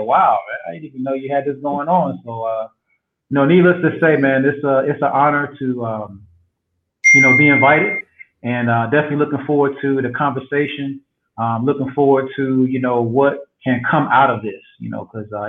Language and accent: English; Albany, Georgia, United States; also born or lived in Tallahassee / Athens / Compton; now in West Palm Beach, United States; Originally from South Georgia. So I was born in Albany, Georgia.